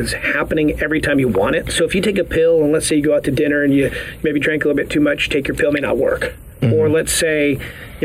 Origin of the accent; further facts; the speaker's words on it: Los Angeles, California, United States; now in Charlotte, United States; I'm from Los Angeles originally